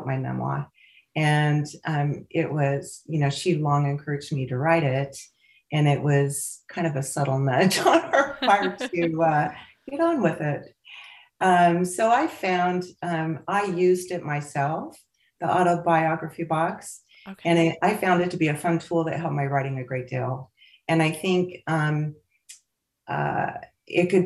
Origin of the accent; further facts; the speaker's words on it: Pocatello, Idaho, United States; also born or lived in Seattle, Washington / Santa Fe, New Mexico; now in Las Vegas, United States; I describe growing up in Pocatello, Idaho.